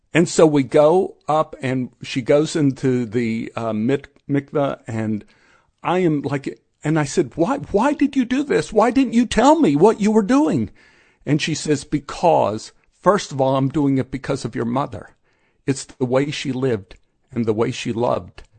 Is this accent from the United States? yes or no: yes; Dallas, Texas, United States; we grew up in Oak Cliff